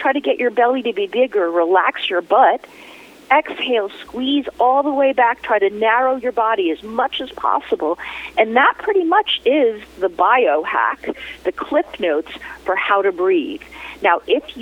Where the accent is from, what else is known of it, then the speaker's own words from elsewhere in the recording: New York City, New York, United States; my hometown, November 12th in New York City